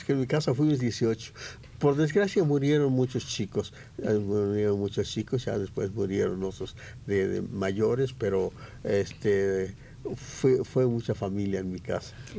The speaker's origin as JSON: {"language": "Spanish", "town": "San Gabriel", "region": "Jalisco", "country": "Mexico", "tie": "born or raised there", "moved": "as an adult", "lives_now": "Mexico City, Mexico", "said": "se llamaba mi pueblo San Gabriel. Jalisco, ahora se llama Ciudad Veneciana Carranza, pero yo nací en San Gabriel"}